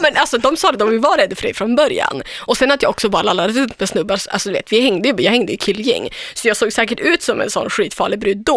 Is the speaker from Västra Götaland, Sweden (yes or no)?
no; Umeå, Västerbotten County, Sweden; moved away; Östra Ersboda, där jag kommer ifrån.